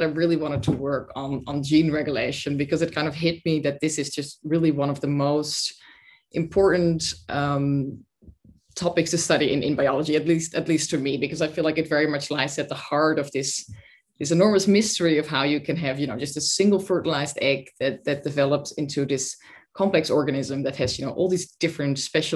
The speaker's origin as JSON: {"language": "English", "country": "Netherlands", "also_born_or_lived": "Sweden / Oxford, United Kingdom", "moved": "as an adult", "said": "I'm originally from the Netherlands"}